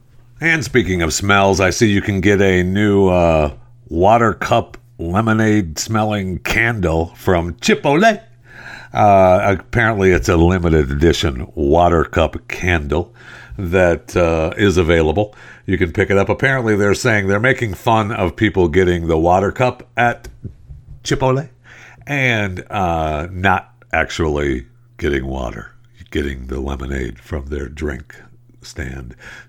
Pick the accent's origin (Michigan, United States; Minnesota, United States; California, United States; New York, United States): Michigan, United States; I mean, I was raised out in the Michigan farm, like dairy country, and you smell in the summertime, that smell of dairy farms and cows it permeates the air.